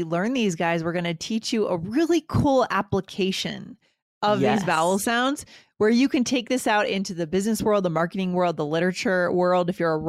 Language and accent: English; New England, United States